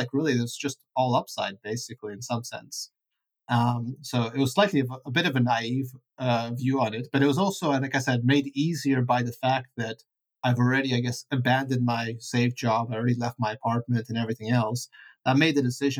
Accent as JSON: {"language": "English", "town": "Vancouver", "region": "British Columbia", "country": "Canada", "tie": "born or raised there", "also_born_or_lived": "Ukraine / Italy / Pittsburgh, United States", "second_language": "English", "moved": "as an adult", "said": "I grew up in Vancouver. I went to school there."}